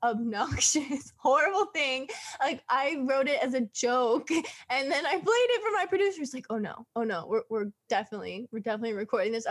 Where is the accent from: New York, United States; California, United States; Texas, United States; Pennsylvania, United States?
California, United States; Southern; I was born and raised here in California, Southern California